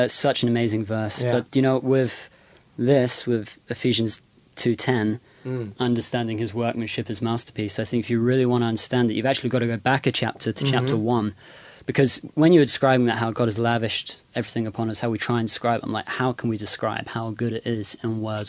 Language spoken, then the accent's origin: English; England, United Kingdom; Well, I'm English, so we say nut.